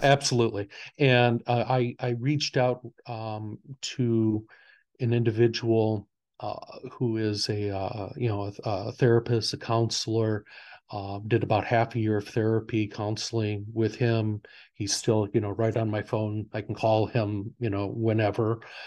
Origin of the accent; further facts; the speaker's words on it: near Hebron, Northwest Indiana, United States; I, I grew up, uh, in this area